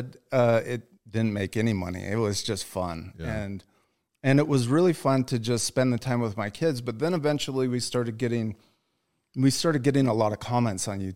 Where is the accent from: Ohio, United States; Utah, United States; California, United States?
Utah, United States; moved away as an adult; also born or lived in Michigan; we're from Utah, so all of our family, you know, our parents are from here